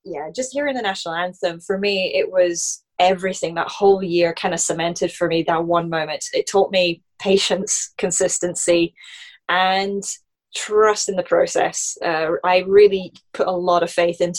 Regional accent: Scotland, United Kingdom; in my home country. It's in Scotland

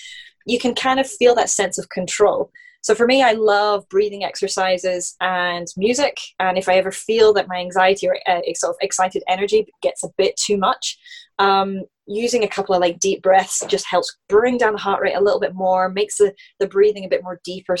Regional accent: Scotland, United Kingdom; in my home country. It's in Scotland

